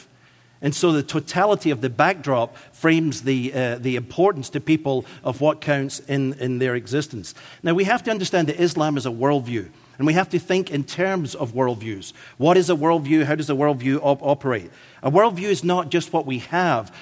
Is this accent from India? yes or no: no; Scotland, United Kingdom; accent: Scottish; my Scottish accent